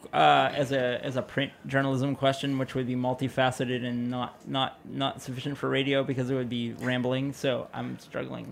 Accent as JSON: {"language": "English", "town": "Pittsburgh", "region": "Pennsylvania", "country": "United States", "said": "I'm from Pittsburgh"}